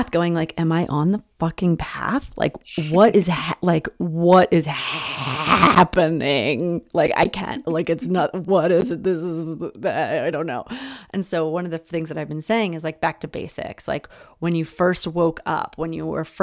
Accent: Philadelphia, Pennsylvania, United States; I was born in Center City, Philadelphia

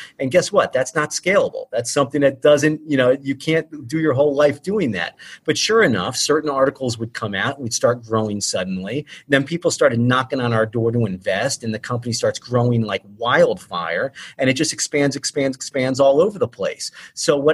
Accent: Ohio, United States; moved away as an adult; also born or lived in Philadelphia, Pennsylvania; now in Wilmington, United States; Been in Delaware for going, oh my God, 7-8 years now. In Philadelphia for about 10-11 years before that. But Ohio.

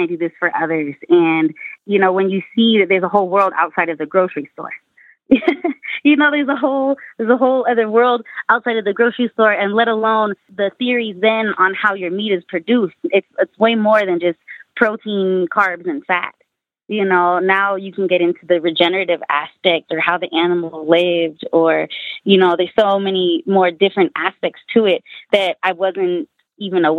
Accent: Northern California, United States; I grew up in Northern California

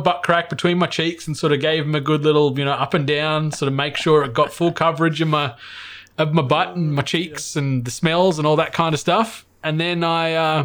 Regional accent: Cooma, New South Wales, Australia; growing up in Cooma, there's not a huge amount

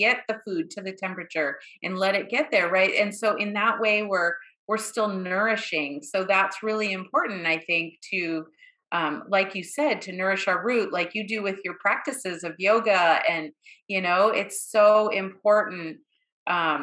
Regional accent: Boston, Massachusetts, United States; I grew up in Boston

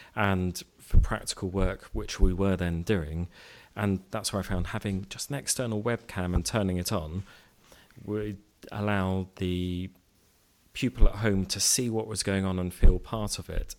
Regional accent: Cambridge, East of England, United Kingdom; moved away as an adult; also born or lived in East London; now in Reading, United Kingdom; I grew up in Cambridge

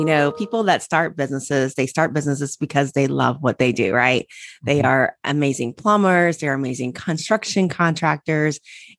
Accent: Cincinnati, Ohio, United States; I grew up in Cincinnati, Ohio, go Bucks, okay. Went to Ohio State.

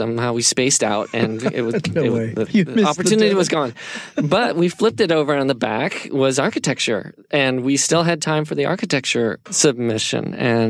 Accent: La Jolla, California, United States; I grew up in La Jolla, California, and, you know, it's a beach town.

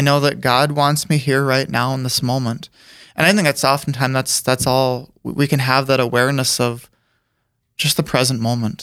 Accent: Aberdeen, South Dakota, United States; grew up there

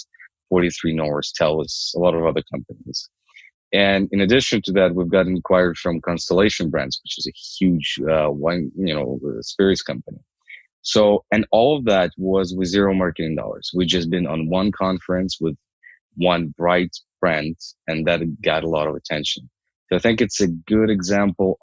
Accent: Ukraine; moved away as an adult; now in Canada; I'm originally from Ukraine. I came here 7 years ago

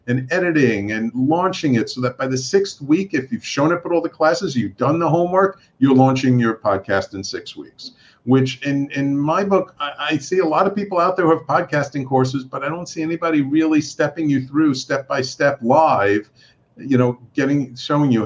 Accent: New York City, New York, United States; I'm a native New Yorker

